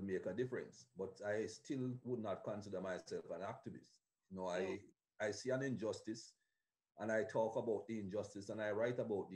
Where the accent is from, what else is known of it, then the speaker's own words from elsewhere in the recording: Jamaica; moved away; Growing up in Jamaica